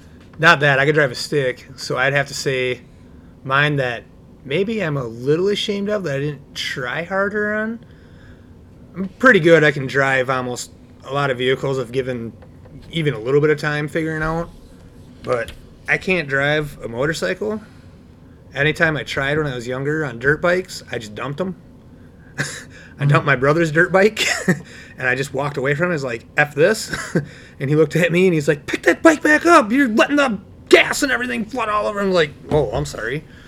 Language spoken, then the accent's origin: English; Midwest, United States; growing up in the Midwest here